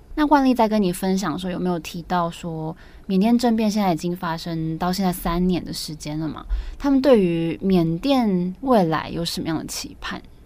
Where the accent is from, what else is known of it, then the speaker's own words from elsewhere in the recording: Taiwan; 身为台湾人，就是这个时代的台湾人